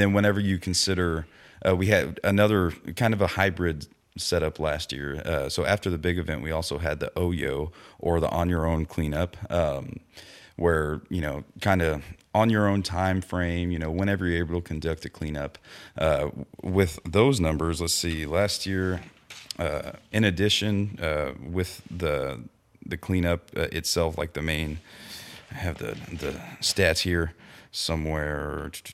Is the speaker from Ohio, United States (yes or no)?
no; Victoria, Texas, United States; moved away; also born or lived in Cuero, Texas; I grew up in the Victoria area, you know, Cuero, Victoria, all that stuff, and that's right on the Guadalupe River.